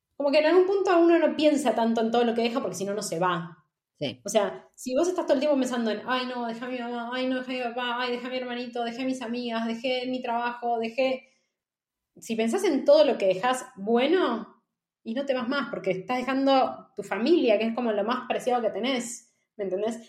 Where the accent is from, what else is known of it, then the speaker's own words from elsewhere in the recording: Buenos Aires, Argentina; moved away as an adult; now in Madrid, Spain; como argentinos no nos damos cuenta, o por lo menos como porteños